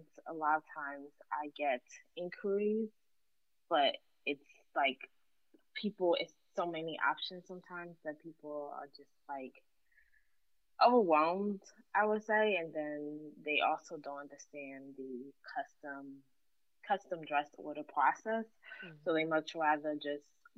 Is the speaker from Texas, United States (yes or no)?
no; Philadelphia, Pennsylvania, United States; born or raised there